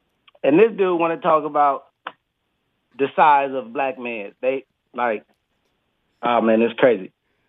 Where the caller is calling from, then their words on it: Bangkok, Thailand; Man, I'm calling from Bangkok, bro. It's about 10:42 here.